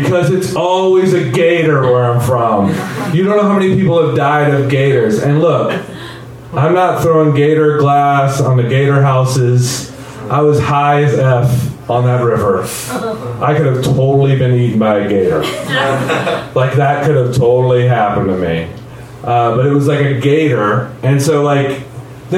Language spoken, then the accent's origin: English; Groves, Texas, United States; moved away as an adult; I'm from Southeast Texas